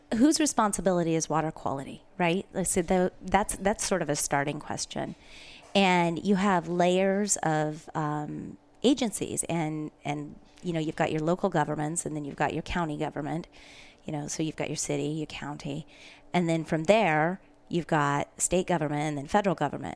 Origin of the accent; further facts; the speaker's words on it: Pacific Northwest, United States; also born or lived in Spokane, Washington; I was raised in the Pacific Northwest